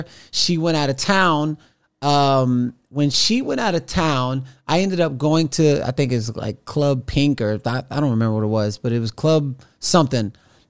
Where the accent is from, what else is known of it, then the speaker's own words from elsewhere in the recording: Los Angeles, California, United States; I was like, yo, man, I'm from Los Angeles.